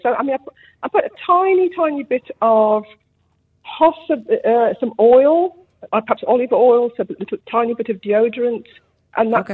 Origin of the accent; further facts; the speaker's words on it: Birmingham, West Midlands, United Kingdom; now in New Zealand; when I growing up in Birmingham, back to back housing